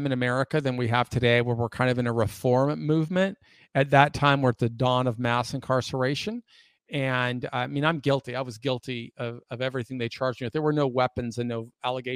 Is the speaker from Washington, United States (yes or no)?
yes; Lake Forest Park, Washington, United States; moved away as an adult; also born or lived in Anaheim, California / Key Biscayne, Florida; I was born in Anaheim, California. But as a child, my family moved to Seattle, and I grew up on the north end of Lake Washington in a small community called Lake Forest Park